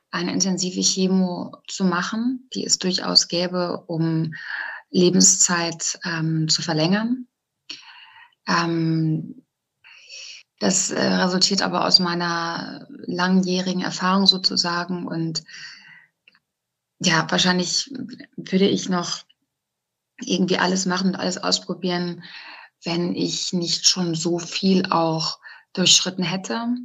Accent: North Rhine-Westphalia, Germany; moved away as an adult; now in Cologne, Germany; genau, und ich komme eigentlich aus, aus Westfalen, aus einem ganz kleinen Kaff. Ähm, und ja, Dorf oder Kaff in, in Ostwestfalen heißt ja nochmal was anderes als jetzt irgendwie am Stadtrand von Köln.

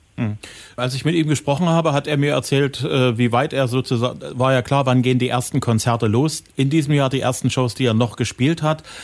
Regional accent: Saxony, Germany; bei uns in Sachsen

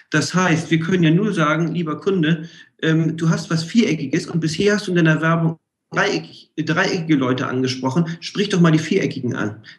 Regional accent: Hamburg, Germany; ich komme ja aus Hamburg, hanseatischer Kaufmann.

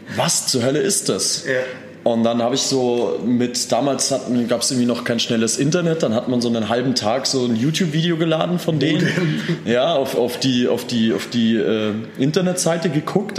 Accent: Landsberg am Lech, Bavaria, Germany; also born or lived in Austria; now in Munich, Germany; dass wir da aufgewachsen sind im Dorf in Landsberg

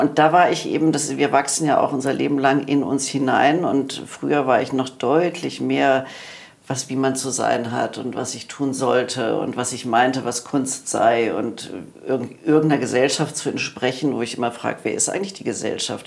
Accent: Germany; wir als Deutsche

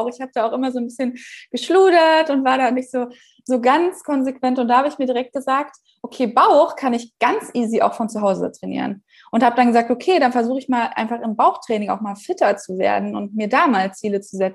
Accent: Bavaria, Germany; weil ich komme ja aus der Nähe von München

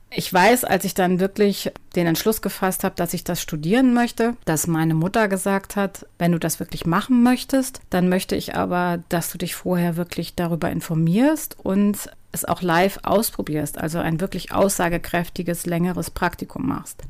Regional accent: Duisburg, North Rhine-Westphalia, Germany; Also geboren bin ich in Nordrhein-Westfalen. Ich komme aus Duisburg.

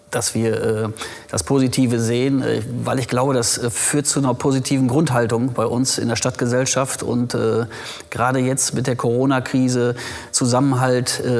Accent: Rheine, North Rhine-Westphalia, Germany; Rheine ist äh, meine Heimatstadt. Bin hier geboren, aufgewachsen. Ich sage immer, links der Ems geboren und rechts der Ems aufgewachsen.

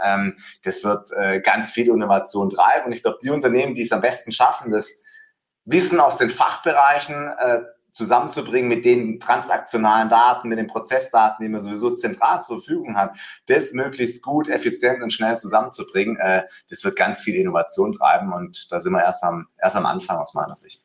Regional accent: Swabia, Baden-Württemberg, Germany; accent: Swabian; bin ein Schwabe, ne? deswegen äh, hört man eine, eine Ähnlichkeit.

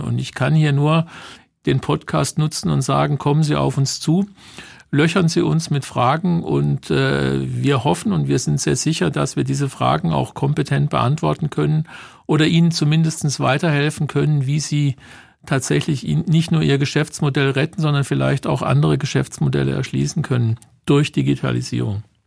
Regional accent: Germany; wir Deutschen

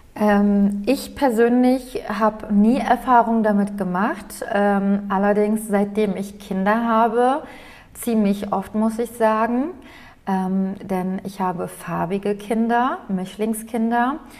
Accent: Aydın, Turkey; now in Germany; Heimat ist für mich Eiden

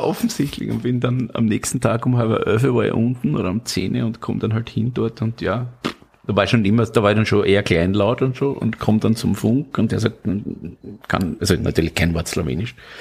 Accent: Styria, Austria; ich bin aus der Steiermark

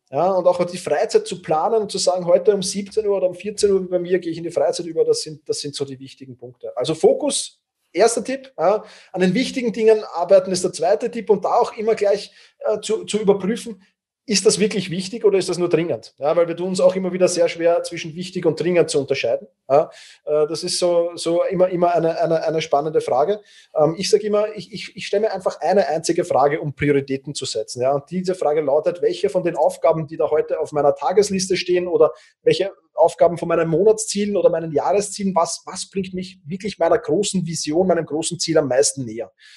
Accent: Vienna, Austria; ich bin halt doch Wiener und die Wiener sind manchmal Grantler

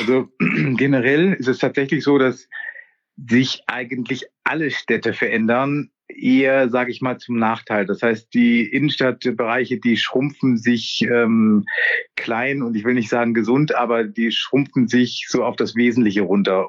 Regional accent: Kiel, Schleswig-Holstein, Germany; moved away as an adult; also born or lived in Walsrode; ich komme ursprünglich aus Kiel

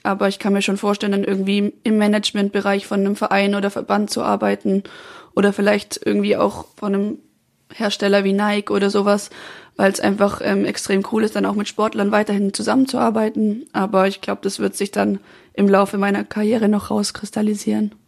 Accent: Swabia, Lake Constance, Baden-Württemberg, Germany; also born or lived in Freiburg; now in Munich, Germany; ich komme ja eigentlich aus dem Schwabenland

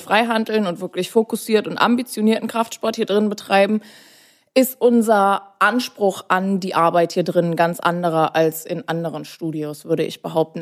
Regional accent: Bavaria, Germany; moved away as an adult; now in Berlin, Germany; Ich komme ursprünglich aus Bayern

